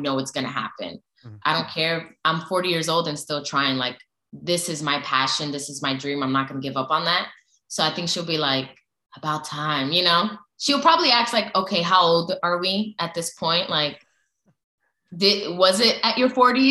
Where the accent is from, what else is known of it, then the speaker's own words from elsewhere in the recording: United States; I was born and raised in the States